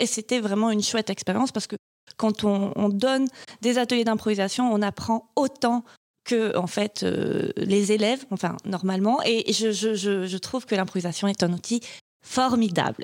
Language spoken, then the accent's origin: French; Marseille, Provence-Alpes-Côte d'Azur, France; accent: Marseille; je viens de, du sud de la France. Et, et donc, je commence la première réplique avec un accent marseillais poussé un peu à la caricature, parce que, parce que je viens de Marseille